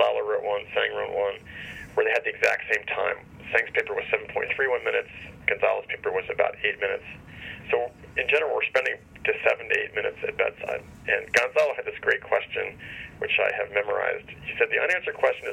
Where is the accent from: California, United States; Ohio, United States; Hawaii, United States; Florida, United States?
Ohio, United States; Cincinnati; I grew up in Cincinnati